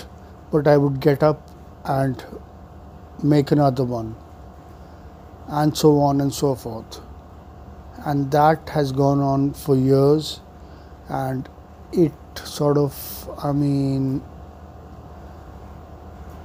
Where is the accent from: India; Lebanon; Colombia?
India